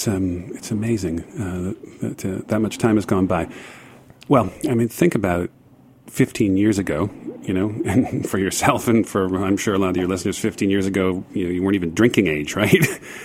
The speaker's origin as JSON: {"language": "English", "country": "United States", "also_born_or_lived": "Ohio", "accent": "American", "moved": "as an adult", "lives_now": "London, United Kingdom", "said": "obviously by my accent, you can tell I'm an American"}